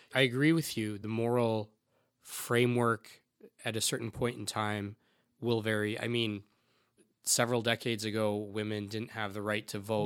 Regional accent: Canada; a 40 year old second generation Indian guy, albeit I was born in Canada

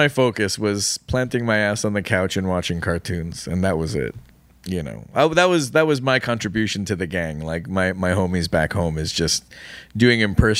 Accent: Toronto, Ontario, Canada; Yeah, we're from the same native Toronto, Toronto, Ontario.

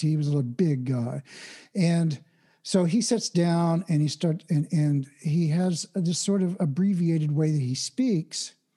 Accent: Oklahoma, United States; I was born and raised in Oklahoma, which is the Midwest of the United States

